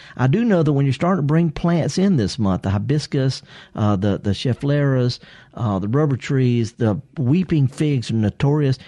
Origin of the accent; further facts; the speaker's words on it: the Mississippi Delta, United States; I'm from the Delta